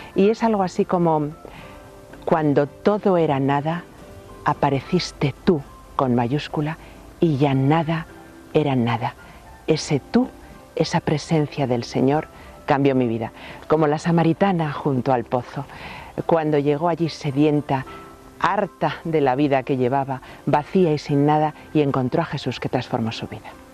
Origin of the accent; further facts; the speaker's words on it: Madrid, Community of Madrid, Spain; now in Loeches, Spain; yo soy madrileña de nacimiento